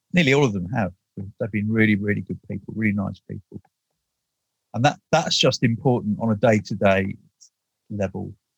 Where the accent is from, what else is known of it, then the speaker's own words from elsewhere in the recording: United Kingdom; being British